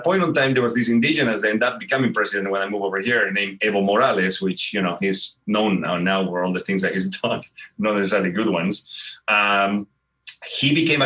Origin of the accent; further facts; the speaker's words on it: Bolivia; English is a second language; moved away as an adult; now in United States; I was born in Bolivia from a second generation Croatian mother and a third generation Spanish father. So very European, you know, customs and food and stuff. I grew up with a lot of European in Bolivia.